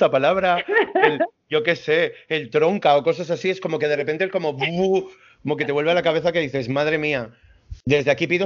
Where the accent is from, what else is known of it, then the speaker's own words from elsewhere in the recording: Madrid, Community of Madrid, Spain; muchas veces la, jerga madrileña, pierdo muchas veces la forma de hablar de la gente.